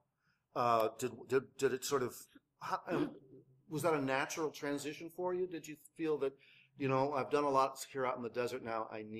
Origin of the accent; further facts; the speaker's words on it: Ohio, United States; When I grew up in Ohio, and the snow would be really deep and it'd be really cold, and I grew up in Ohio